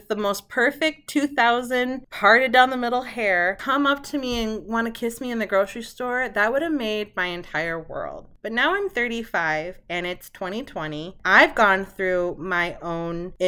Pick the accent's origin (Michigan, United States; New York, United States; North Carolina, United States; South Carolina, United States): Michigan, United States; moved away; also born or lived in Vermont; I grew up in Michigan